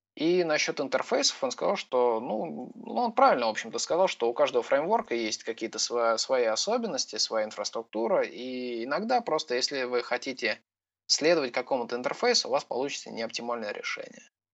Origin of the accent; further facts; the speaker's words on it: Voronezh, Voronezh Oblast, Russia; Я из Воронежа